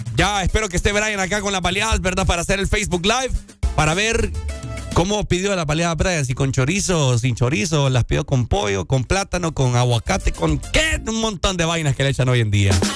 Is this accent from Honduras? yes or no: yes; Honduras; como hondureños nosotros